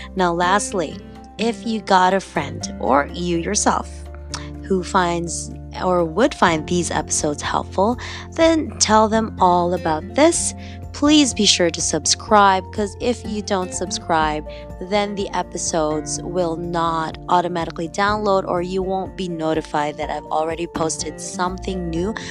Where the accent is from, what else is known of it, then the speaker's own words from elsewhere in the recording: Cagayan de Oro, Northern Mindanao, Philippines; accent: slight Filipino accent; also born or lived in London, England; now in Toronto, Canada; I was born in the Philippines, born and raised there in Cagayan de Oro